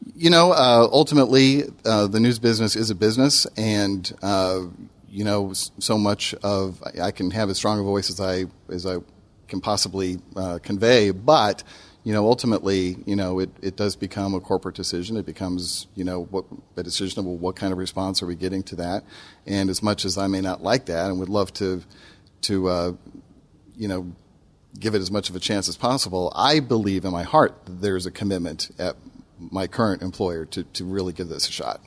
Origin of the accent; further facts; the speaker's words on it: Denver, Colorado, United States; now in Memphis, United States; I grew up in Denver